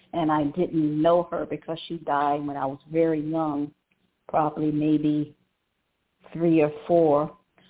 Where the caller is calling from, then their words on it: Cleveland, Ohio, United States; I'm calling from Cleveland, Ohio.